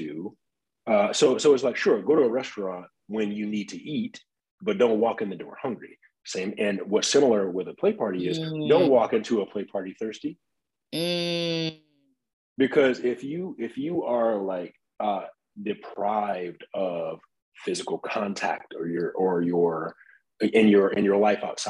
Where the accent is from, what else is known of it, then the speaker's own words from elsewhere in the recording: Detroit, Michigan, United States; I grew up in Detroit